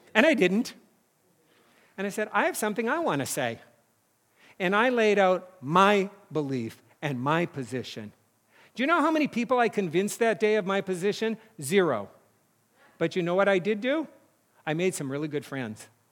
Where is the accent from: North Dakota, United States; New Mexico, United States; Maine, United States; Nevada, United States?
North Dakota, United States; moved away; my hometown now has paved roads. It's weird 'cause it was all dirt roads when I grew up